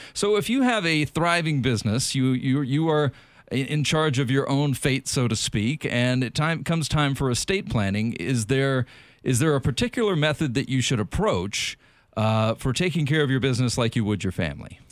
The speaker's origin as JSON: {"language": "English", "region": "South Carolina", "country": "United States", "moved": "yes", "said": "I'm from South Carolina"}